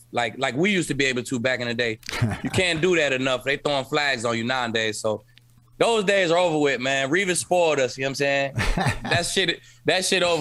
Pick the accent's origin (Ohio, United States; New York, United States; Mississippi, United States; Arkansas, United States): Ohio, United States; Cleveland; I was born in Cleveland